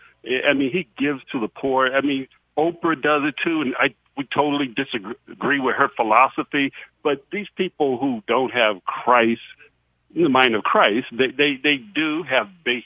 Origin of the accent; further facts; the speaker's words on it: Massachusetts, United States; also born or lived in Midwest / South; So I'm from Massachusetts, from the Northeast. I lived in the Midwest. I lived in the South.